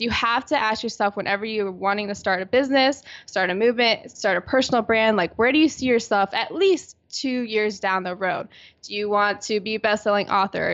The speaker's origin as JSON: {"language": "English", "town": "Virginia Beach", "region": "Virginia", "country": "United States", "moved": "yes", "lives_now": "San Diego, United States", "said": "I'm originally from Virginia Beach, Virginia, on the East Coast"}